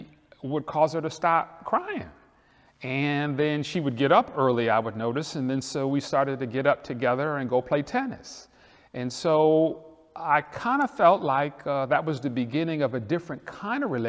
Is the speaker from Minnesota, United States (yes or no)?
no; Detroit, Michigan, United States; now in Atlanta, United States; I'm from Detroit